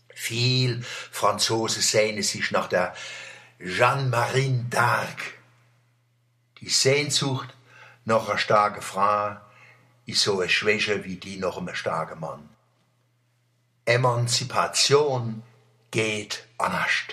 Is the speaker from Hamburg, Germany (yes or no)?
no; Mannheim, Baden-Württemberg, Germany; Ich freue mich, Deutscher zu sein, Mannemer, Kurpilzer, Europäer und Weltbürger